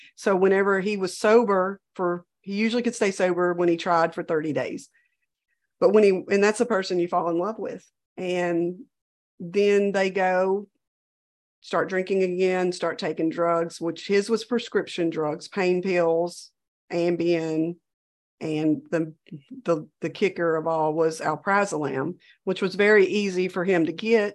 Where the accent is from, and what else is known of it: Louisiana, United States